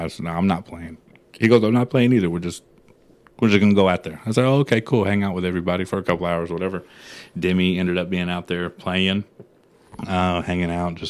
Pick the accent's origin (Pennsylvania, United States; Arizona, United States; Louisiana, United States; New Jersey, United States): Arizona, United States; now in San Antonio, United States; I was born in Arizona.